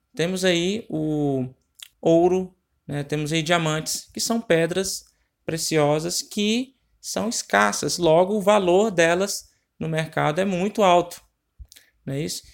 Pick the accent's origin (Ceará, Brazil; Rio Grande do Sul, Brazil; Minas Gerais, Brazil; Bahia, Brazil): Ceará, Brazil; eu sou do estado do Ceará